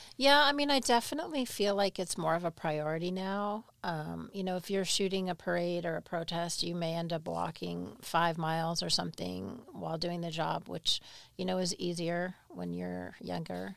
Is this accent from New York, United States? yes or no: yes; Albany, New York, United States; accent: New York; moved away; I grew up in Albany